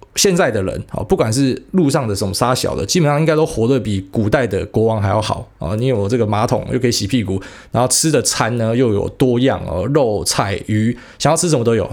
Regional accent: Taiwan; 我们台湾人

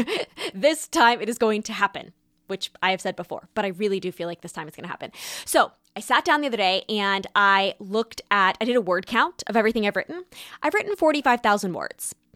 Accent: California, United States; moved away; also born or lived in New York; Growing up in California

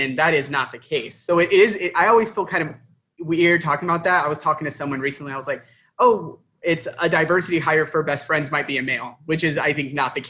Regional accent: Tucson, Arizona, United States; I grew up in Tucson

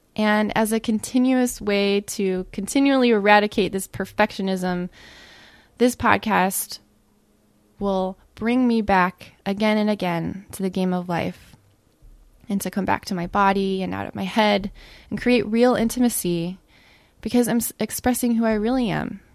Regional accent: Ohio, United States; I grew up in the Midwest in Ohio on fast food and mac and cheese and Pop Tarts

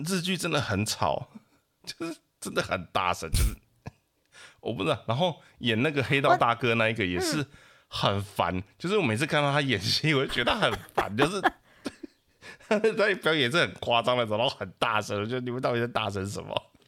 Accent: Taiwan; 因为我的老家那边是曾经的很热闹的小镇这样子

